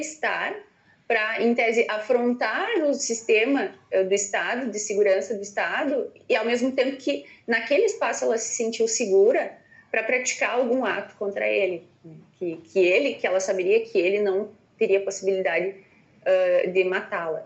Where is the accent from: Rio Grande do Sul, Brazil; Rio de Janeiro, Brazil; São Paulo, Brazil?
Rio Grande do Sul, Brazil; Ijuí; sou natural de Juiz